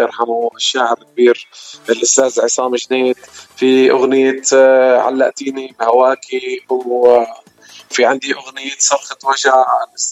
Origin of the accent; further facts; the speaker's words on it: Wadi al-Nasara, Homs Governorate, Syria; moved away as an adult; now in United States; أنا من سوريا من وادي النصارى من ضيعة صغيرة اسمها حابة وأنا هون صار لي هلا السنة ل 11 بأمريكا